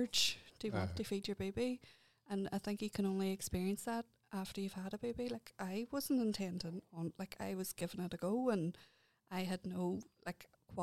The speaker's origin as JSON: {"language": "English", "town": "Derry", "region": "Northern Ireland", "country": "United Kingdom", "tie": "born or raised there", "also_born_or_lived": "Antrim", "moved": "as an adult", "said": "I just moved back here to Derry from, I used to live in Antrim. So coming back in and still breastfeeding a two-year-old, and it was my hometown."}